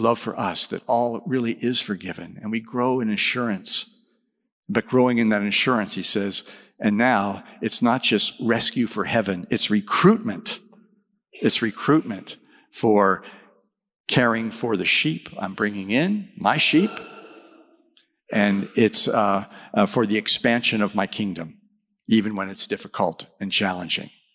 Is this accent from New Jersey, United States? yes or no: no; Texas, United States; I'm from Texas.